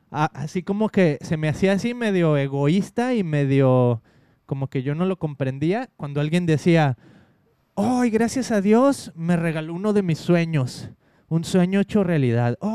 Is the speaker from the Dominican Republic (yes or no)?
no; Mexico; hace muchísimo uno de los pastores con los que crecí en México dice